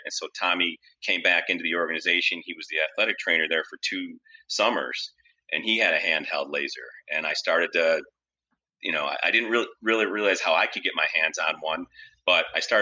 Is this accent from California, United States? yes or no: no; Rochester, New York, United States; moved away as an adult; also born or lived in Syracuse, New York; Rochester, which is, you know, my hometown